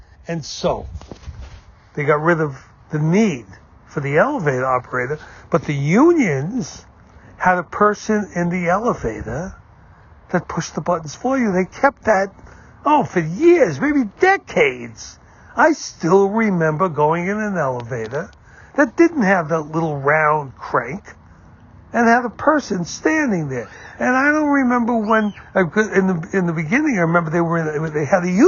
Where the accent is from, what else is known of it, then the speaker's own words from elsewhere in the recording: New York City, New York, United States; I grew up in New York City